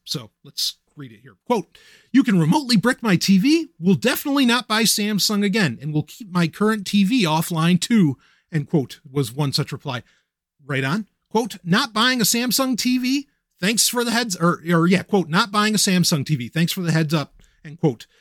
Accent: New York City, New York, United States; I grew up in Queens. I grew up in New York

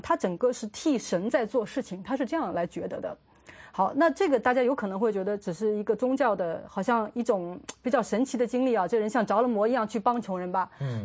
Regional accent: China

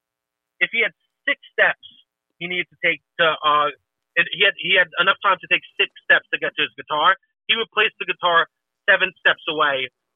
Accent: New York City, New York, United States; I'm from Staten Island, where the gym is a cultural phenomenon.

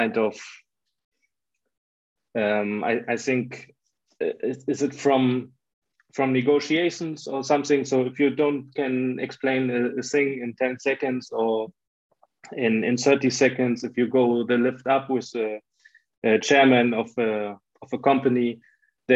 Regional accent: Germany; I'm from Germany

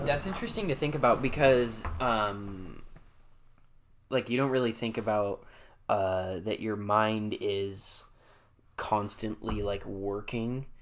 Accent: Salem, Monmouth, Oregon, United States; I was born in Salem and I came home and at that time my mom and dad lived at the Myers Towing Yard in Monmouth, Oregon.

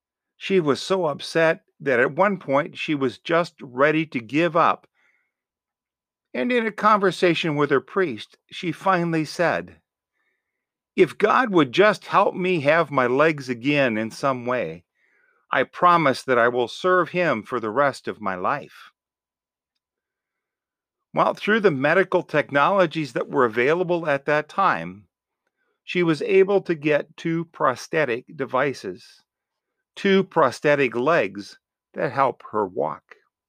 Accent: Buffalo, New York, United States; In my home parish where I grew up in Buffalo, New York

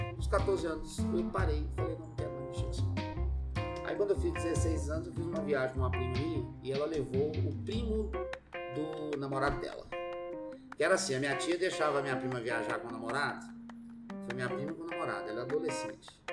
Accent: Belo Horizonte, Minas Gerais, Brazil; moved away; also born or lived in Brasília; sou de BH, nasci lá. E desde criança minha mãe sempre fomentou em mim a questão da vida artística

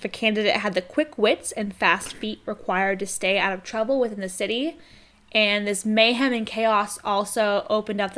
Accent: United States; I'm American

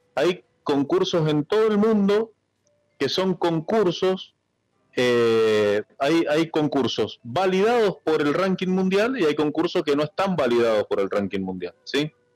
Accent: Argentina; como buen argentino

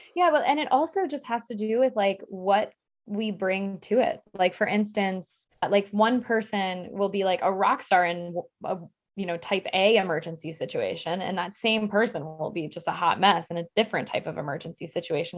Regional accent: Maryland, United States; I grew up in Maryland where there was, like, a dam every mile

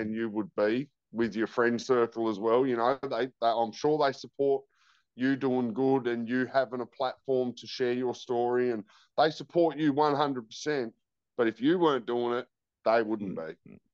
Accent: George Town, Tasmania, Australia; also born or lived in Launceston, Tasmania; I grew up in Georgetown. From one to 10

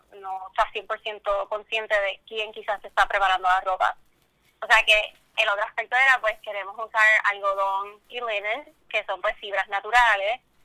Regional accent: Puerto Rico; que uno mismo como puertorriqueño lo apoye

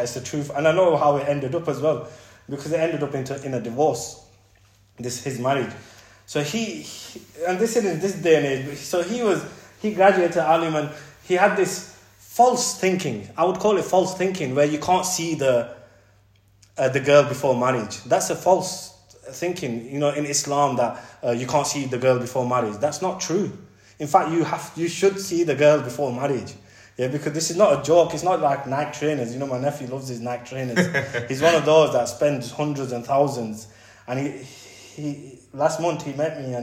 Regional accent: England, United Kingdom; we're British, end of the day, we're British, and we've been brought up in England.

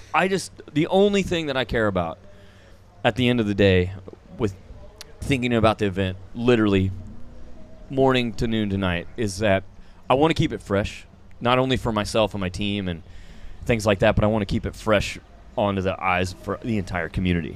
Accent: Parsons, Kansas, United States; now in Stillwater, United States; my hometown in Parsons, Kansas.

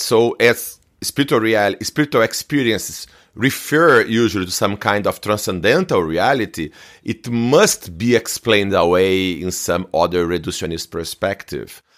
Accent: Brazil; I'm from Brazil

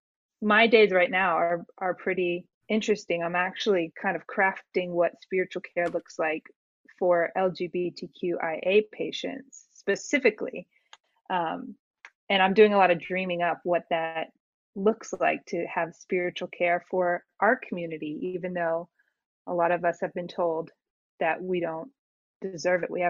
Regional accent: outside of Atlanta, Georgia, United States; I grew up in outside of Atlanta, grew up in circles that were a bit more conservative

